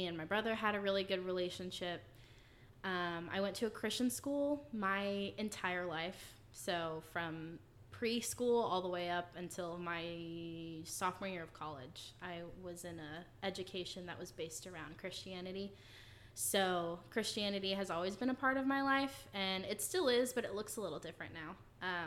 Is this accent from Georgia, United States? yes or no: no; Fort Worth, Texas, United States; I was born and raised in Texas. I was born in Fort Worth, and I lived there for the first 10, 11 years of my life.